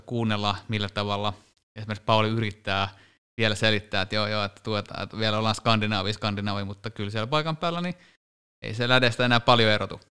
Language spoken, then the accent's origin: Finnish; Finland; me ollaan Suomesta